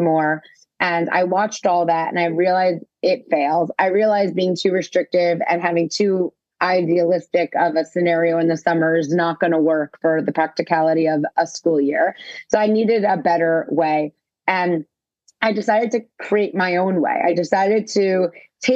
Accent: New York City, New York, United States; I grew up in New York City

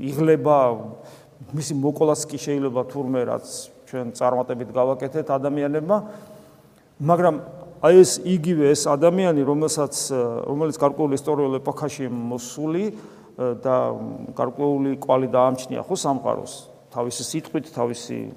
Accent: Georgia; ქართულ კულტურაში აღზდილებს ეს ცოტა არ გესმის იმიტომ რომ ჩვენ ამ წიაღში გავიზარდე

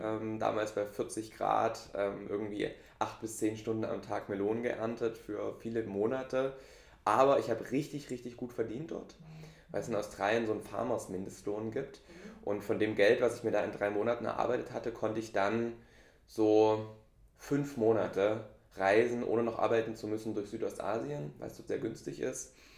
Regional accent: Dresden, Saxony, Germany; moved away as an adult; now in Lübeck, Germany; Ich bin eigentlich Ostdeutscher, also Dresdner, geboren und aufgewachsen in Dresden.

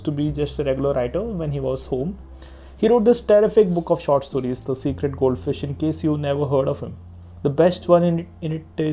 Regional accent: India; I'm an Indian

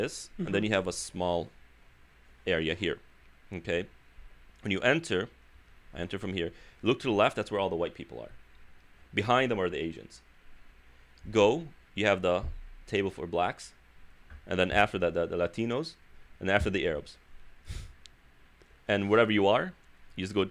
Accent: Chicago, Illinois, United States; moved away as an adult; now in Southern California, United States; being born and raised in Chicago, community is very strong there, very strong

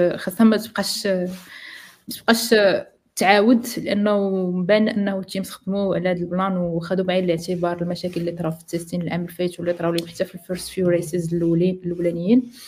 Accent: Morocco; عندنا في المغرب

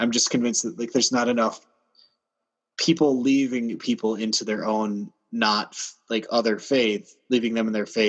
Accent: United States; also born or lived in Minnesota; I'm American

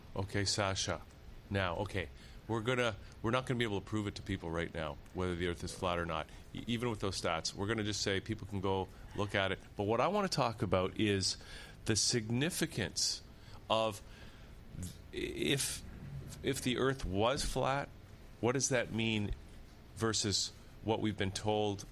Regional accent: Niagara Peninsula, Ontario, Canada; my hometown is in the Niagara Peninsula

